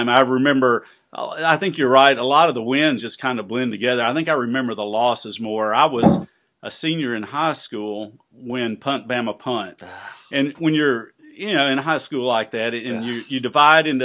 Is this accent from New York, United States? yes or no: no; Birmingham, Alabama, United States; growing up in Birmingham in the '60s and '70s